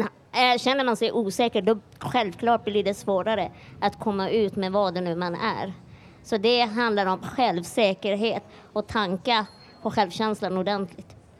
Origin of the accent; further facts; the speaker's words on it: Iran; now in Sweden; jag är iranier